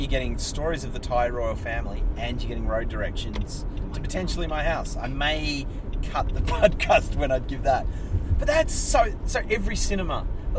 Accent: Tasmania, Australia; now in Sydney, Australia; growing up, I grew up in Tasmania.

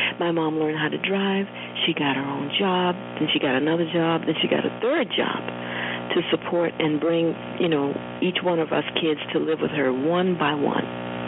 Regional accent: Roanoke, Virginia, United States; it wasn't so much growing up in Roanoke as it was seeing my mother change into this strong, self-determined person

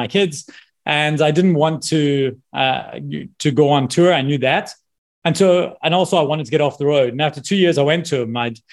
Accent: Scotland, United Kingdom; moved away; also born or lived in South Africa; I'm from Scotland

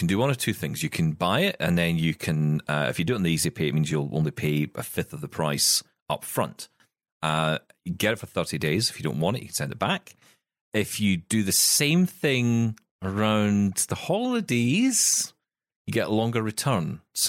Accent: Scotland, United Kingdom; I'm Scottish.

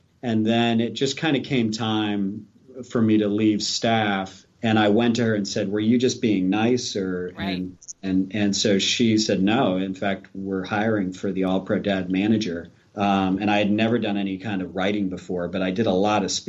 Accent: Philadelphia, Pennsylvania, United States; moved away as an adult; also born or lived in Maryland / Tampa, Florida; I'm from Philadelphia

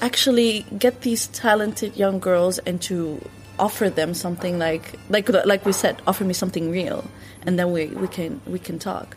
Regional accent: Netherlands; also born or lived in Morocco (ancestry); growing up in Western Europe

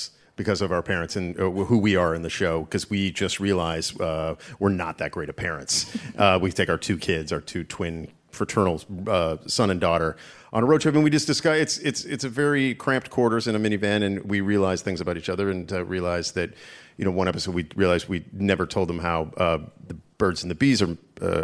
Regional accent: Canada; moved away as an adult; also born or lived in Toronto; now in United States; to support my former country

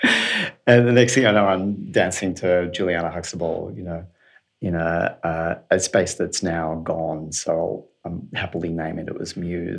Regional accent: Australia; moved away; I'm from Australia, and in Sydney we had what we called doof rather than techno

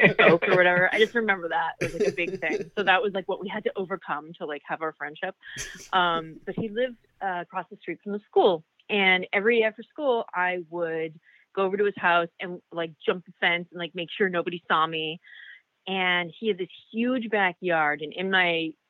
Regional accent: Victoria, British Columbia, Canada; moved away; I grew up in Victoria, British Columbia, Canada, where it's super rainy

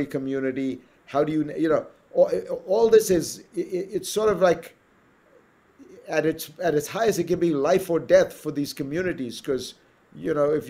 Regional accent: India; moved away as an adult; there were no kids' movies when I was growing up in India

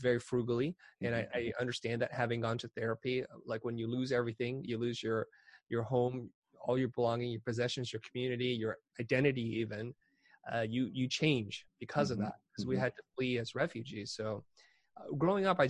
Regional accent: San Jose, California, United States; also born or lived in Saigon, Vietnam / Kansas City, Missouri; We wound up in Kansas City, Missouri, before finally settling in San Jose, California

